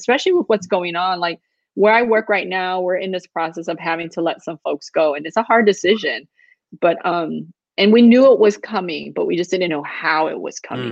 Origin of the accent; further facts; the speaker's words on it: Chicago, Illinois, United States; moved away; me growing up on the South Side of Chicago.